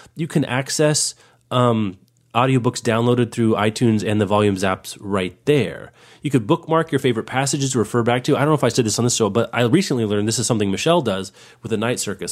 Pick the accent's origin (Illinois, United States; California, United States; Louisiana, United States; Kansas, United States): Kansas, United States; I grew up in Kansas